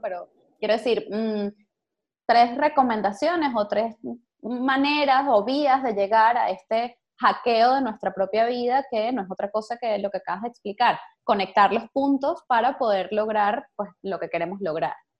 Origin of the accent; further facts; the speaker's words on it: Venezuela; como venezolanos